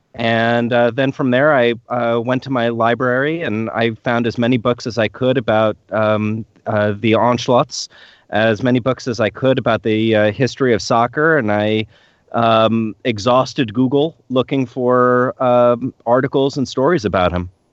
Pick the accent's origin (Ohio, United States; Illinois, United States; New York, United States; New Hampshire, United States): New York, United States; now in Tacoma, United States; I grew up in New York